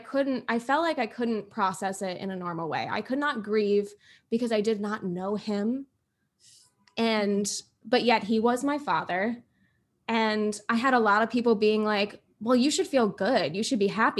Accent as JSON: {"language": "English", "region": "Florida", "country": "United States", "tie": "born or raised there", "said": "I'm from Florida."}